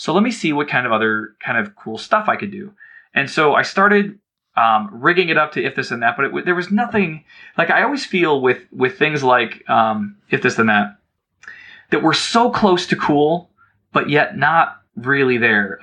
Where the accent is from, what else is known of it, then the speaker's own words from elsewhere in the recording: Cleveland, Ohio, United States; I grew up in Cleveland